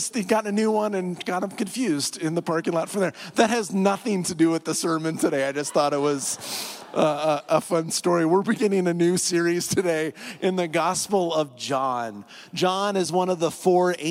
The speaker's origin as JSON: {"language": "English", "region": "north central Iowa", "country": "United States", "tie": "born or raised there", "moved": "as an adult", "lives_now": "Colorado, United States", "said": "It's a town of 2,700 people in north central Iowa"}